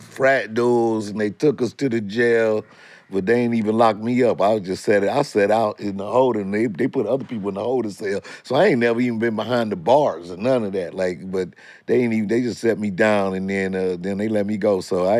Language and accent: English; St. Louis, Missouri, United States; I'm from St. Louis.